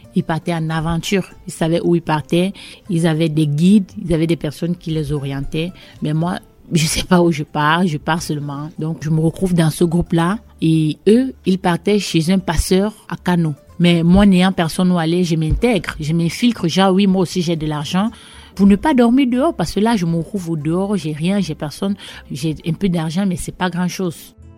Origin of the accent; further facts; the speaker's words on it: Cameroon; moved away as an adult; also born or lived in Yaoundé, Cameroon / Bafang, Cameroon / Sangmélima, Cameroon / Basque Country, France; now in France; Je viens du Cameroun. Je suis née le 19 mai 91 à Yaoundé, capitale politique du Cameroun.